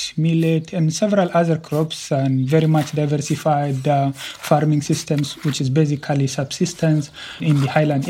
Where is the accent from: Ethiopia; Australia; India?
Ethiopia; Tigray; moved away as an adult; now in Belgium; I am originally from Tigray, and I left Tigray in October 2020